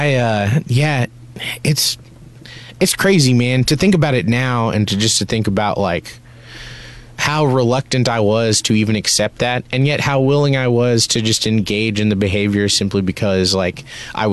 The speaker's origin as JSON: {"language": "English", "country": "United States", "tie": "born or raised there", "said": "I grew up in America in a very hard time to be like a brown person"}